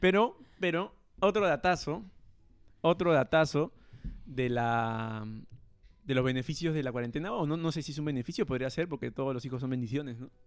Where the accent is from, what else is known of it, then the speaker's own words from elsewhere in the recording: Chosica, Lima, Peru; Nosotros somos de Chosica